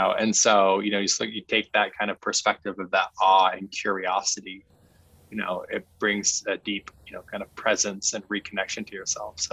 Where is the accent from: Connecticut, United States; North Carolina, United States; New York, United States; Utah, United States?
Utah, United States; I was growing up in Utah